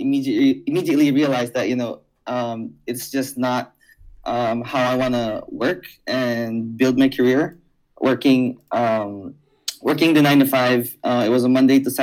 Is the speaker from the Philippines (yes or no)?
yes; Iloilo City, Western Visayas, Philippines; I am from Iloilo City, Philippines